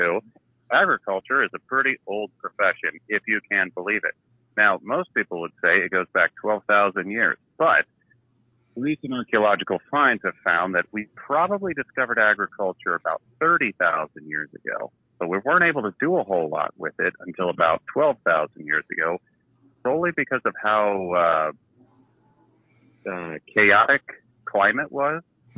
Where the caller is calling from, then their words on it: Nebraska, United States; Hey, it is … from the great state of Nebraska.